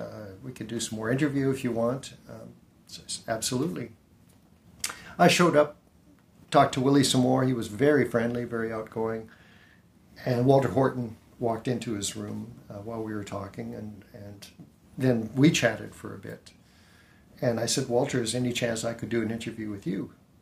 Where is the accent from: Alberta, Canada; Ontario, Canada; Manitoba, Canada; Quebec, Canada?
Manitoba, Canada; also born or lived in Pellworm, Germany; So when I was 5 years old, we arrived in Verdun, Manitoba. I lived in Boisevine, Manitoba